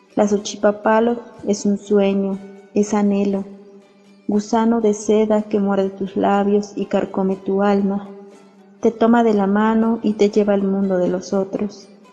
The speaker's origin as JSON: {"language": "Spanish", "town": "San Pablo del Monte", "region": "Tlaxcala", "country": "Mexico", "tie": "born or raised there", "said": "yo nací y vivo en San Pablo del Monte Tlaxcala"}